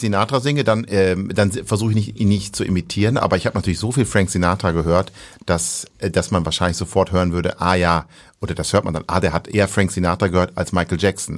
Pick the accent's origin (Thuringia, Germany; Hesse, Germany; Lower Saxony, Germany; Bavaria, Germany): Lower Saxony, Germany; near Osnabrück; accent: Hamburger Klang; bin aufgewachsen in der Nähe von Osnabrück